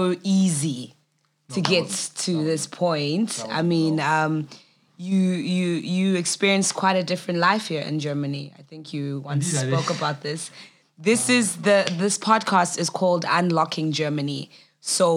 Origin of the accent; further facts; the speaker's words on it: South Africa; I'm South African.